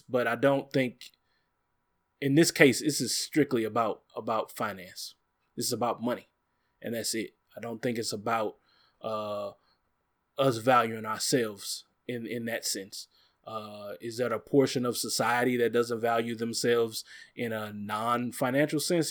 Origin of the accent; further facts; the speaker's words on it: Bel-Ridge, Missouri, United States; the neighborhood I grew up in over in Bell Ridge in Normandy area